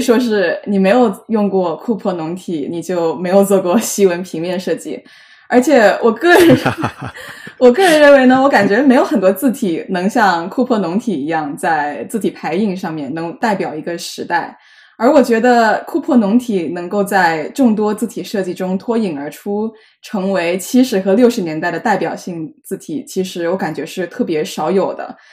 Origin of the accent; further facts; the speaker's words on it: Jiangmen, Guangdong, China; now in New York, United States; 我也是江门人